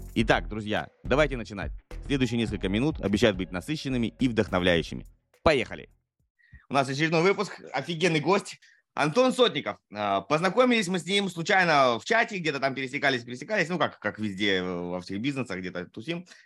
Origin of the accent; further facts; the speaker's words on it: Primorsky Krai, Russia; moved away as an adult; also born or lived in Saratov / Amur Oblast; я не родился на Дальнем Востоке, но с учетом того, что я переехал туда в 5 месяцев